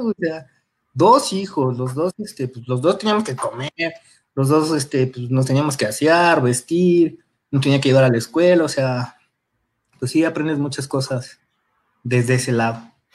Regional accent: Mexico City, Mexico; De Iztapalapa, bueno, Iztapalapa, Nesa, York, en los límites, justo en la avenida Texcoco

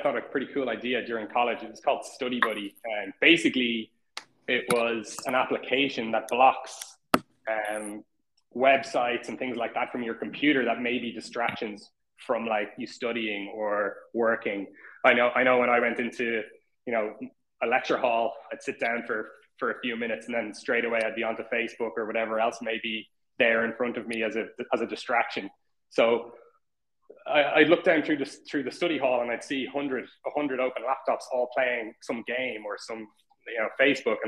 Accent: Dublin, Leinster, Ireland; I'm from Dublin

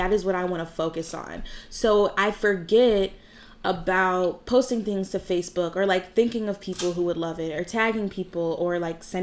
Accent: Williamsville, New York, United States; I grew up in Williamsville my entire life

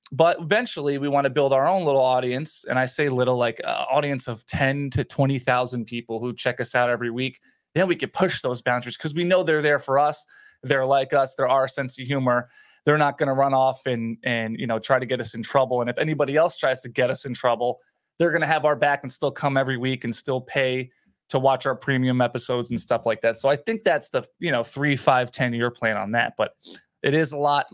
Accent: Edison, New Jersey, United States; I grew up in New Jersey, Edison, New Jersey

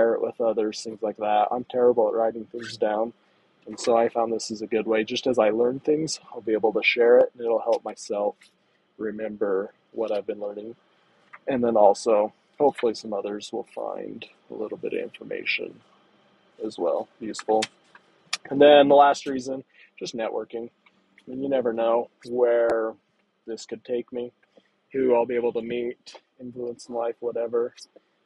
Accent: Wyoming, United States; I grew up in Wyoming. I still live nearby in that area

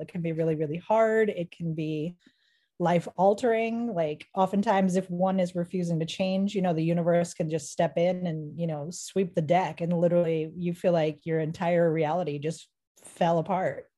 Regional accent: Boston, Massachusetts, United States; I hail from Boston, Massachusetts

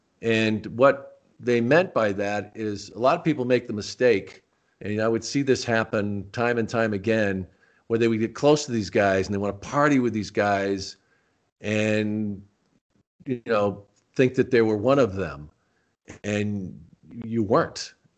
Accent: Rochester, New York, United States; born there; You know, I was born in Rochester, New York.

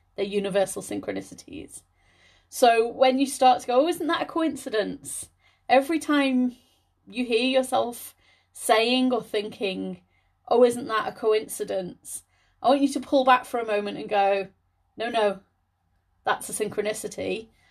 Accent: Liverpool, North West England, United Kingdom; moved away as an adult; also born or lived in Scotland; I'm from the Liverpool area, and when I first applied to university, I was gonna stay local

